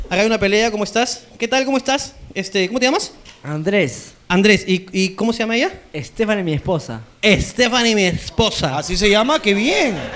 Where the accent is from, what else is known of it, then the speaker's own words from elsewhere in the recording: Lima, Peru; De Lima.